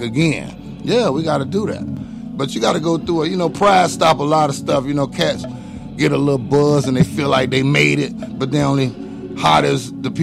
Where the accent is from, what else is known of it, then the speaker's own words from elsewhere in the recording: Miami, Florida, United States; I'm from Miami